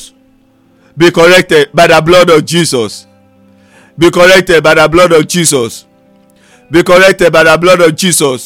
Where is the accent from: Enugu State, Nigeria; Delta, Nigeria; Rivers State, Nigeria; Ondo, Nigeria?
Ondo, Nigeria; now in Lagos, Nigeria; I'm in Lagos right now. I'm from Ondo State.